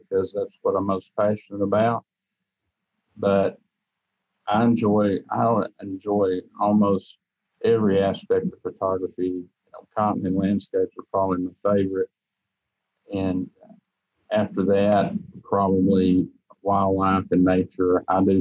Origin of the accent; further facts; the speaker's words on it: Ramer, Tennessee, United States; I grew up in Raymer, Tennessee, which is in McNairy County